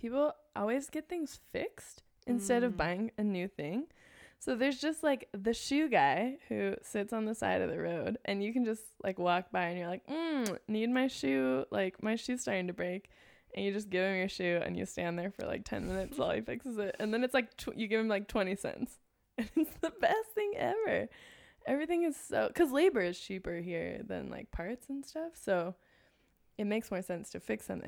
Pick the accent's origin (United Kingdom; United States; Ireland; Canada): United States; Los Angeles, California; accent: LA; LA accent